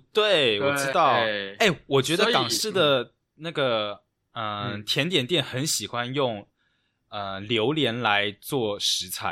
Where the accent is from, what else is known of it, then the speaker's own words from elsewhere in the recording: Taiwan; 然后我 always 都秒选鲜芋仙，身为台湾人还是会喜欢吃鲜芋仙。